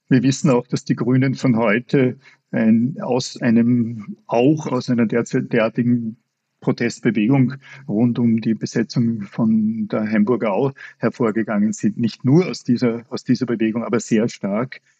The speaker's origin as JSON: {"language": "German", "region": "Upper Austria", "country": "Austria", "said": "daran dachte ich auch als Oberösterreicher."}